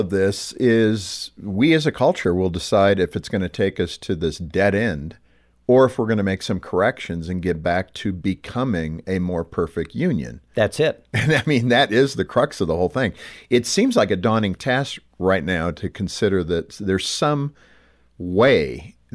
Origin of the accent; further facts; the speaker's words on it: Ireland; But being Irish, we were slaves too to the British.